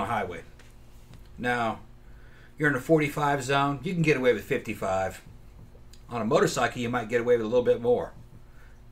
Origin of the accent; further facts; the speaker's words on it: Brazil; moved away; I grew up in Brazil